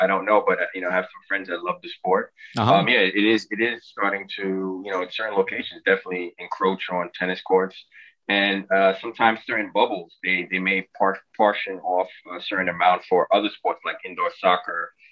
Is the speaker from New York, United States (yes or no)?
yes; New York City, New York, United States; I grew up in New York City, Brooklyn, East Flatbush, Brooklyn.